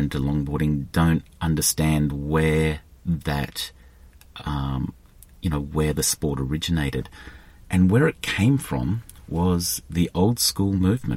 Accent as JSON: {"language": "English", "country": "Australia", "said": "I'm Australian"}